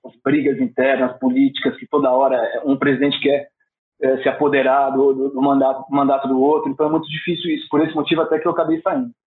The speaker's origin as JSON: {"language": "Portuguese", "country": "Brazil", "said": "eu sou brasileiro"}